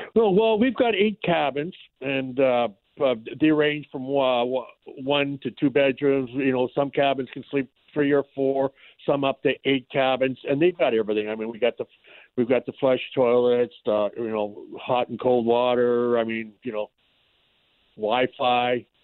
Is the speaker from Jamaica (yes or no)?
no; about 200 miles north of Emo, northwestern Ontario, Canada; now in Emo, Canada; we actually uh, were up uh, probably about 200 miles north of where we got our water lodge